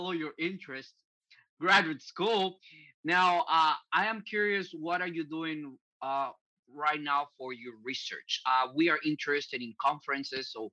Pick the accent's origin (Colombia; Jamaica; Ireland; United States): Colombia; I'm from Colombia